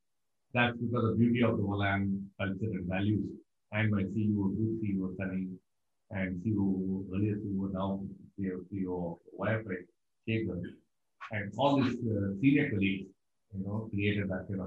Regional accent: Thiruvananthapuram, Kerala, India; moved away as an adult; also born or lived in Mumbai; now in Singapore; ready to leave from Trivandrum, my hometown to Mumbai.

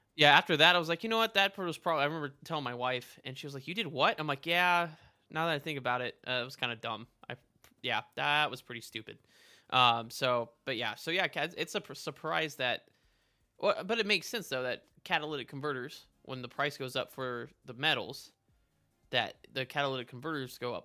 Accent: El Paso, Texas, United States; moved away; also born or lived in Midwest; growing up in El Paso, right, in Texas

